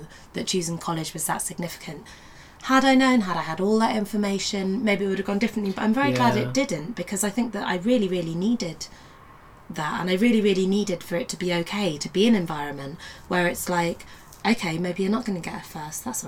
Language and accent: English; Yorkshire and the Humber, United Kingdom; moved away as an adult; when I was growing up in Yorkshire, I didn't speak like this